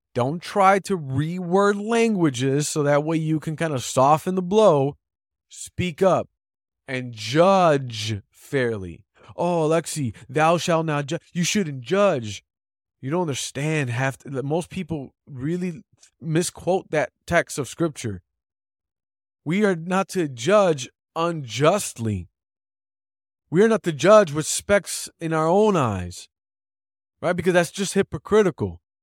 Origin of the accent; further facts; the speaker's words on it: Chicago, Illinois, United States; I'm a Chicagoan